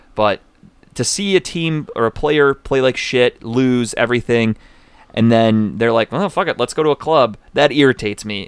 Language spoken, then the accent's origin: English; Cleveland, Ohio, United States; I'm from Cleveland.